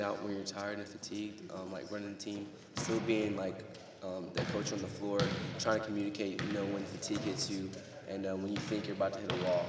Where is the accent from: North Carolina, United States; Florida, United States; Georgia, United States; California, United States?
North Carolina, United States; we're all from North Carolina